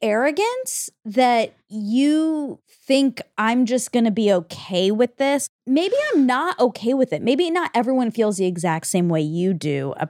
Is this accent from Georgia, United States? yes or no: yes; Georgia, United States; moved away; When I grew up in Georgia